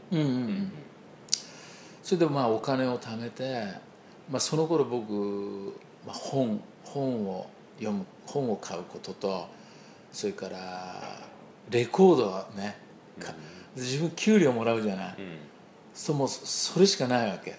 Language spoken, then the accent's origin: Japanese; Tokyo, Japan; 僕東京で生まれてんだよね。真ん中で、東京の